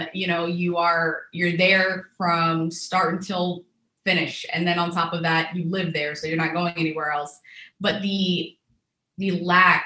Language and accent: English; Texas, United States; also born or lived in Tunisia / Houston, Texas; When we came to the States, we came to Texas. And that's where I grew up. I'm a Texas girl at heart.